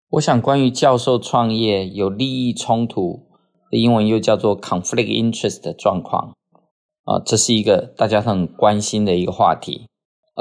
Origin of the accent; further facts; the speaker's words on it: Taiwan; 我们台湾人